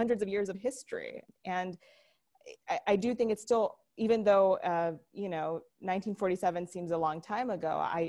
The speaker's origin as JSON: {"language": "English", "country": "Pakistan", "moved": "yes", "said": "I'm originally from Pakistan"}